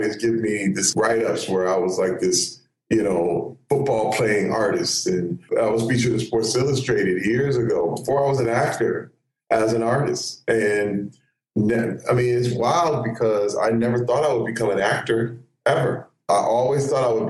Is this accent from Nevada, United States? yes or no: no; Flint, Michigan, United States; born or raised there